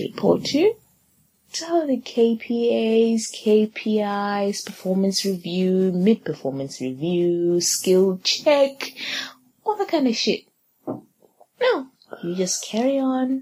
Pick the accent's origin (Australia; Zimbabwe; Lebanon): Zimbabwe; I'm from Zimbabwe.